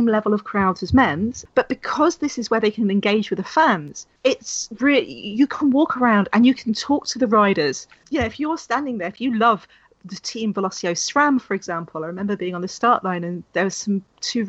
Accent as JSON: {"language": "English", "region": "London", "country": "United Kingdom", "tie": "born or raised there", "said": "I grew up in London"}